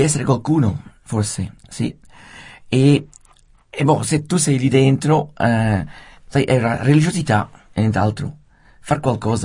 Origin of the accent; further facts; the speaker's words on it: Rapperswil, Switzerland; io sono nato a Rappersville